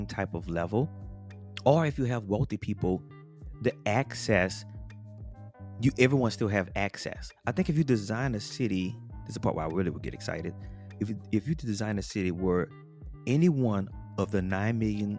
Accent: New Orleans, Louisiana, United States; moved away; I'm from Louisiana, New Orleans

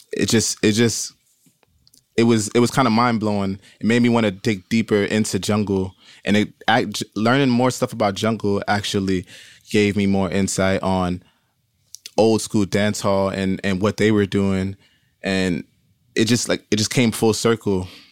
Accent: Brooklyn, New York, United States; growing up in Brooklyn, it's so many, like, different Caribbean cultures.

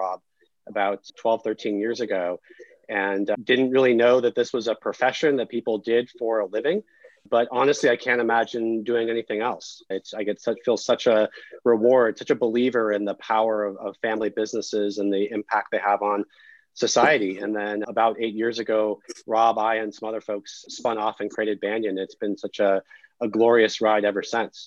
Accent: Denver, Colorado, United States; moved away as an adult; also born or lived in United Kingdom / South Africa / Australia; I'm originally from Denver, Colorado, and moved out east for college.

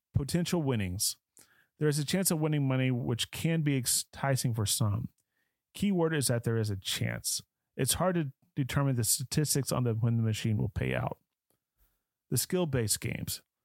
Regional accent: Dallas, Texas, United States; Growing up in Dallas, Fort Worth

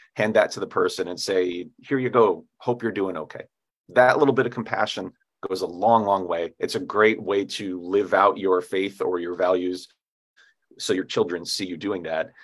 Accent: upstate New York, United States; now in Anchorage, United States; I grew up in New York State, and it's always important to differentiate between you know Manhattan and where I grew up, which is way upstate New York in the mountains

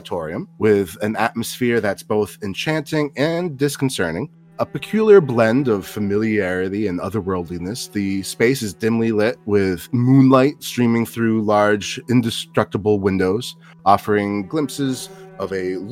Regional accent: Newark, New Jersey, United States; my hometown of Newark, New Jersey

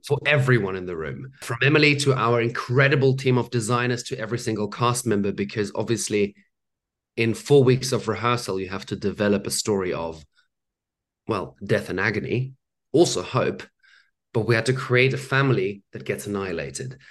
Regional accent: Germany; I grew up in Germany

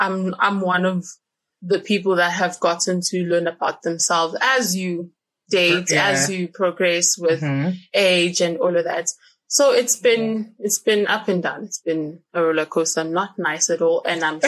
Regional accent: Johannesburg, Gauteng, South Africa; I am Pilates friend, and I'm from Joburg

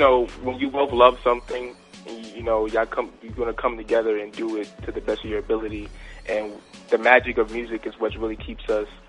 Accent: New York City, New York, United States; Well, we're from the Bronx.

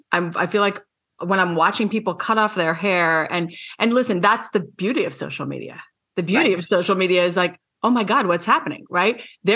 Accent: Scarsdale, New York, United States; moved away; I'm from the East Coast too, and I grew up in Scarsdale.

